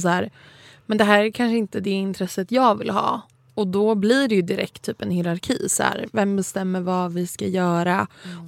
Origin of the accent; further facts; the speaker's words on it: Saltsjöbaden, Stockholm County, Sweden; där jag kommer ifrån, liksom Saltis, att folk har verkligen hängt, som är liksom en förort utanför Stockholm